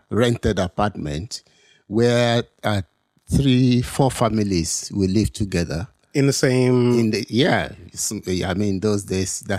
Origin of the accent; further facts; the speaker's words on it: Ibadan, Oyo, Nigeria; moved away as an adult; also born or lived in United States; now in London, United Kingdom; Yes, I was born in Ibadan. Oh, okay. Grew up in Ibadan. Grew up at Okeshakwati and uh, Ile actually, uh, opposite Costa's house.